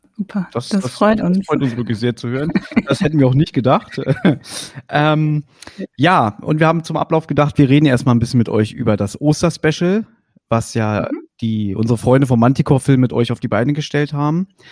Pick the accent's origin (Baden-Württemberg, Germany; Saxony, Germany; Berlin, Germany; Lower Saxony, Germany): Berlin, Germany; ich bin Westberliner, 82er Jahrgang